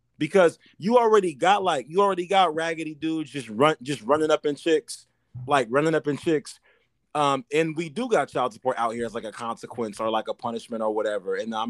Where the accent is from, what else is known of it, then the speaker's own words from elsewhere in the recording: New York, United States; Bro, watch when I play, I'm from New York.